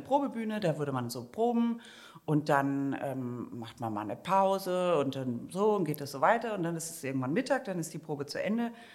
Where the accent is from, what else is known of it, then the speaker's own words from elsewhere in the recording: Germany; now in Vienna, Austria; wenn man als Deutscher in Österreich im Urlaub ist